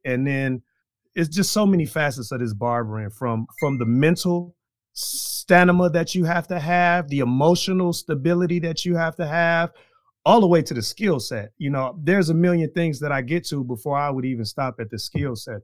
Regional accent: Chicago, Illinois, United States; moved away as an adult; now in Green Bay, United States; I am from Chicago, Illinois, to Wisconsin, way back in two thousand and one

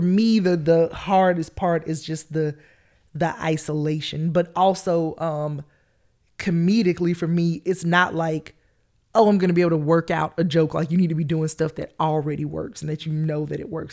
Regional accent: Columbus, Georgia, United States; accent: country twang; also born or lived in Atlanta, Georgia; I grew up in Columbus, Georgia. That's my hometown

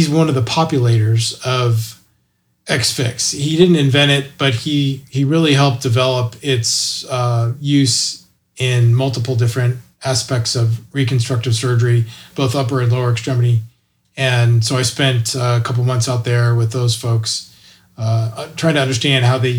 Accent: Indiana, United States; also born or lived in Texas / Dallas, Texas; now in Denton, United States; I am from Indiana, but I moved here in 1981 to Texas. So I wasn't born here, but I got here as fast as I could.

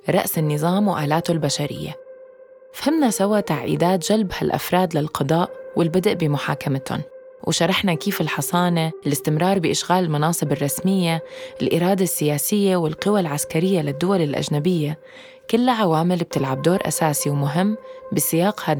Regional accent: Syria; moved away; انا من بعد ما طلعت من سوريا بفتره بطلت كثير متابع القضية

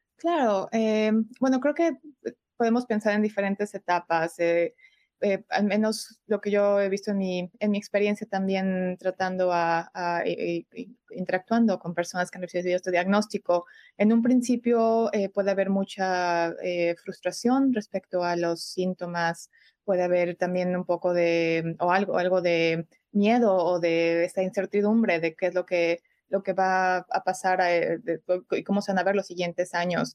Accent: Mexico City, Mexico; moved away as an adult; now in Chicago, United States; soy originalmente de México, de la Ciudad de México, pero resido aquí en Chicago desde hace ya unos 10 años

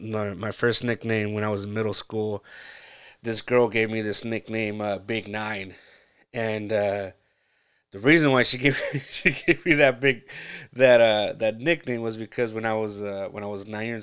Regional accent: California, United States; I grew up in Central California, a little small little town, and it was great.

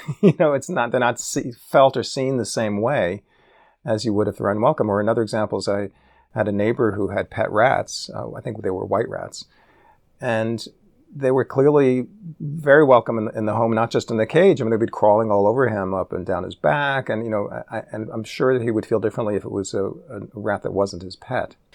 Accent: New York City, New York, United States; growing up in New York City

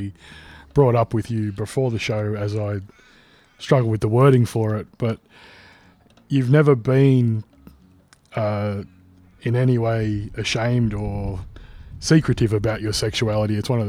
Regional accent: Australia; that's something that was like inbred into me growing up in Aussie culture as like a put down to a bloke who was soft or who was weak

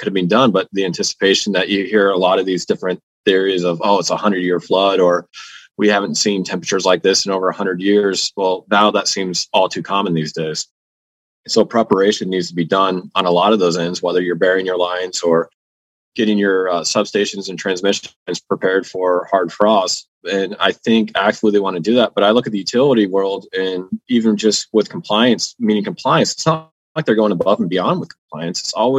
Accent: Nebraska, United States; my home state, Nebraska.

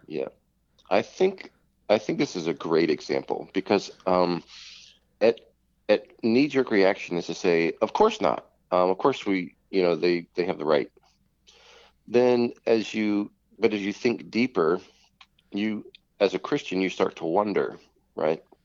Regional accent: United States; I'm American.

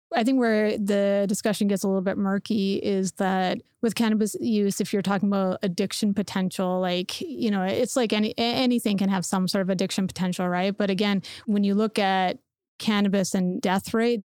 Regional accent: Canada; growing up in Canada

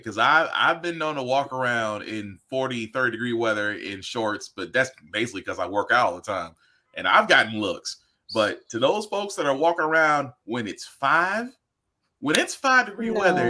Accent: the South, Southern United States, United States; now in Tennessee, United States; As a Southerner, I'm not trying to clown on Northern people because as Southern people, we ain't built for this.

